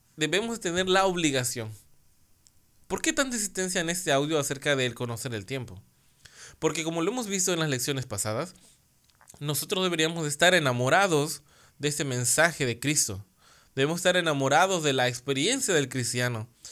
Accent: Mexico; acá en mi país, en México

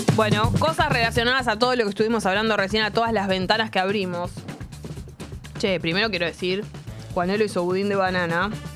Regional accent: Buenos Aires, Argentina; accent: porteño; no tenemos por, eh, tonada los porteños

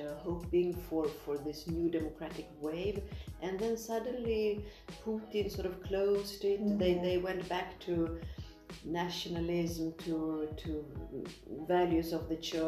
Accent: Sweden; moved away as an adult; also born or lived in Soviet Union; now in Tirana, Albania; I also grew up in Sweden in the 70s

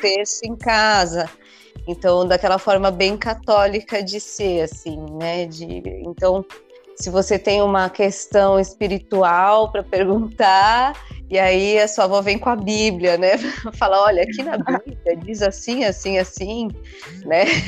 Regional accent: São Paulo, Brazil; now in Ubatuba, Brazil; Eu falo que eu nasci em São Paulo, me criei

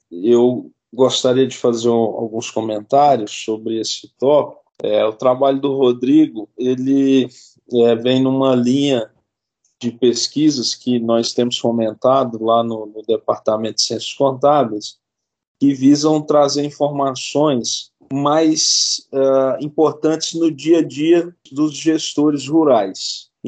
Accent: Monte Carmelo, Minas Gerais, Brazil; Eu sou mineiro, sou de, de uma cidade do interior de Minas chamada Monte Carmelo

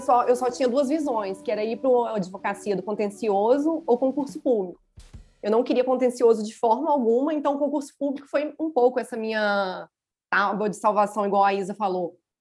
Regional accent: Juiz de Fora, Minas Gerais, Brazil; eu sou de Minas Gerais, de Juiz de Fora

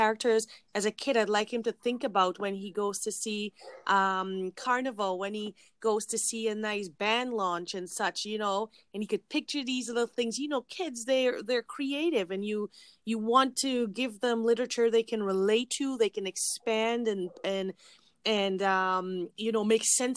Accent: Guyana; I'm from Guyana

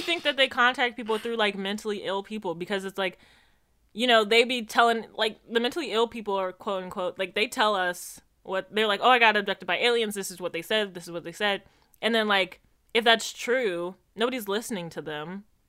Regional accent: Jamaica; moved away; as a Jamaican

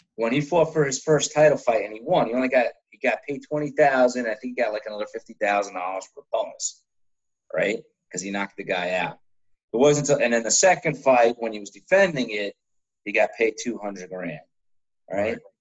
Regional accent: New Jersey, United States; I'm from Jersey

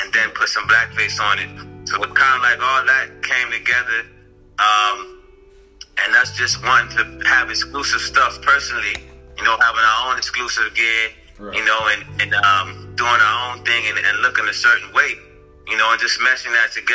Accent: New Orleans, Louisiana, United States; now in Atlanta, United States; I'm actually from New Orleans

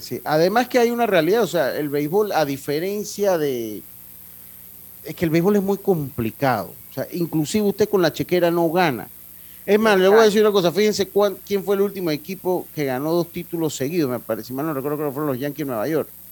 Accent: Los Santos, Panama; allá en, de donde yo soy, en el sector de la provincia de Los Santos

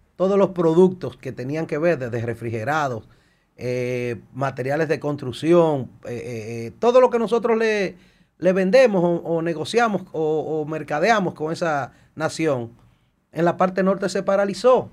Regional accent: Dominican Republic

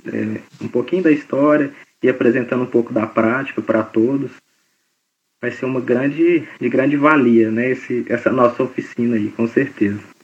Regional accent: Belo Horizonte, Minas Gerais, Brazil; moved away as an adult; now in Goiânia, Brazil; eu estava em Belo Horizonte, que é minha cidade natal

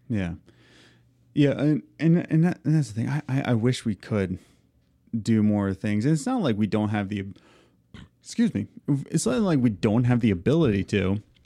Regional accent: Philadelphia, Pennsylvania, United States; moved away as an adult; now in Long Island, United States; we're from Philadelphia, then we moved to central P

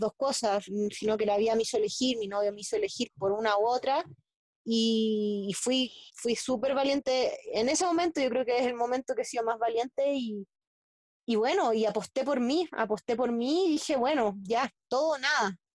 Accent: Santiago, Santiago Metropolitan Region, Chile; also born or lived in a small beach town in Chile; nací en Santiago de Chile, en la capital

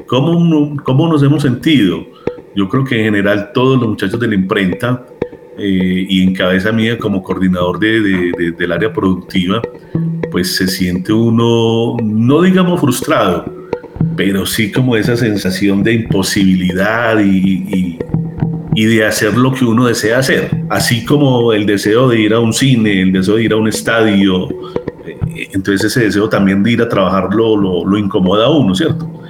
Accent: Medellín, Antioquia, Colombia; Soy de Medellín, Colombia

